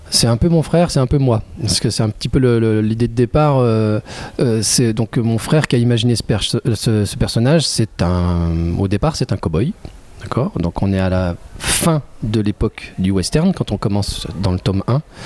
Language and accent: French; Oyonnax, Auvergne-Rhône-Alpes, France; now in Lyon, France; Je suis originaire de, de l'Ain. Je, suis né à Oyonnax, dans l'Ain, mais je vis à Lyon depuis pas mal d'années maintenant.